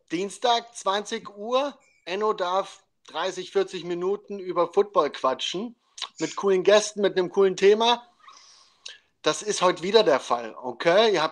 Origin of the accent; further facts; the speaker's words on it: Carinthia, Austria; Äh, ich komme eigentlich aus Kärnten.